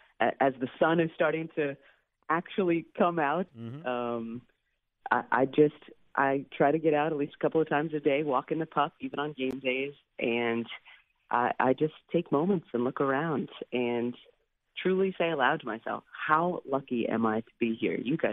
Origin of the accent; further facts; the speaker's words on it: West Coast, United States; moved away as an adult; now in Philadelphia, United States; growing up on the West Coast